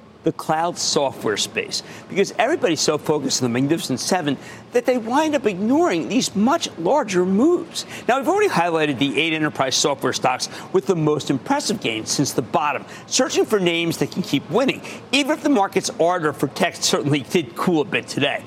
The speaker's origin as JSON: {"language": "English", "region": "New Jersey", "country": "United States", "said": "my home state of New Jersey"}